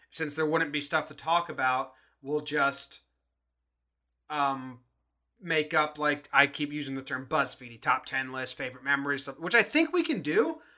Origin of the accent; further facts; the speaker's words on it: East Coast, United States; now in California, United States; I'm coming to you from California. …'s coming to you from Colorado. We're both from the East Coast originally, transplanted Yankee fans.